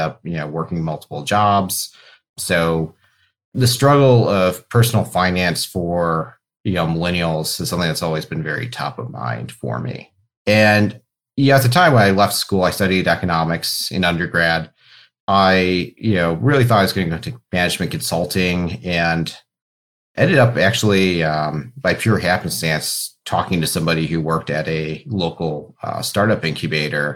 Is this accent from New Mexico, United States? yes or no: no; Cleveland, Ohio, United States; I grew up in Cleveland, went to school over at Case Western, so very deep Cleveland roots on my end